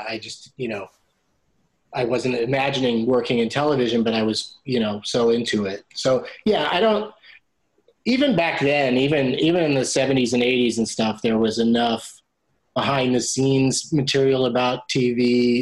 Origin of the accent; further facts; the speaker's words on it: San Diego, California, United States; I grew up in San Diego.